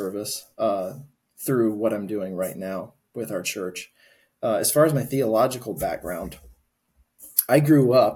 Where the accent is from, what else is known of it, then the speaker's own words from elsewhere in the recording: Adrian, Michigan, United States; also born or lived in Georgia; I grew up in Adrian, Michigan. I've lived in Michigan my whole life